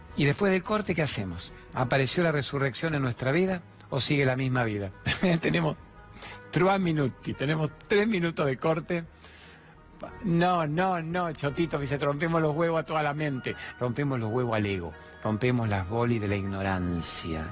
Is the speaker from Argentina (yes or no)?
yes; Rosario, Santa Fe, Argentina; yo soy de Rosario